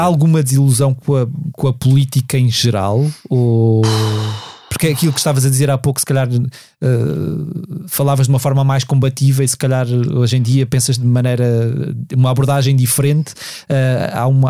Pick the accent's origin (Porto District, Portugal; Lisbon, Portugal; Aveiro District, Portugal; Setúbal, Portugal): Lisbon, Portugal; os meus pais não são de Lisboa, eu cresci em Lisboa